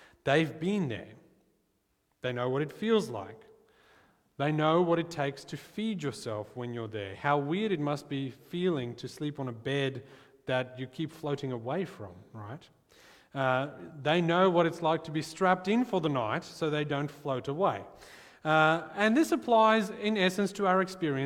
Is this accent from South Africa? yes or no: yes; South Africa; I'm from South Africa, and the world where I grew up, I knew that my hopes of becoming an astronaut were essentially as likely as zero. And so, growing up in South Africa